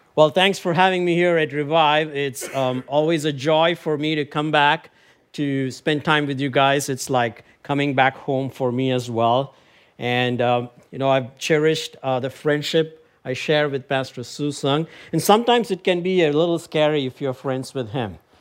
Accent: Chennai, Tamil Nadu, India; moved away; I went back to my home country, India, recently, in my hometown, Chennai

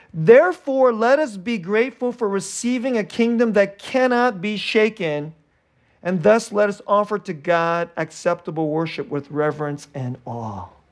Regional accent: Bay Area, California, United States; I grew up in the Bay Area, which is, like, the most, like, secular, godless place in, in America

